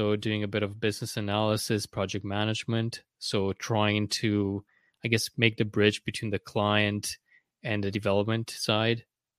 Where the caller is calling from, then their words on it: Vancouver, British Columbia, Canada; I'm in Vancouver, Canada, here on the West Coast.